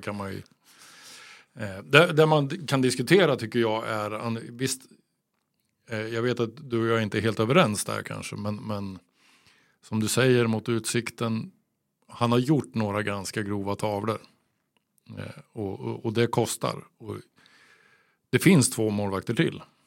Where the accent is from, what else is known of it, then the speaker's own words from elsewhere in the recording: Örebro, Örebro County, Sweden; som örebroare